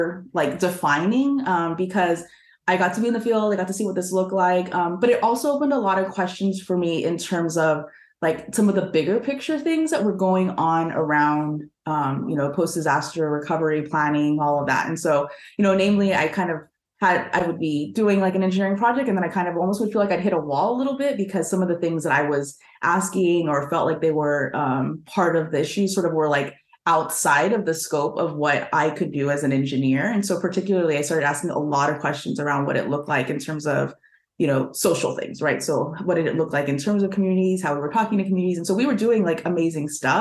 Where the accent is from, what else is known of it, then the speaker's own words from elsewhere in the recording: Southern California, United States; growing up in Southern California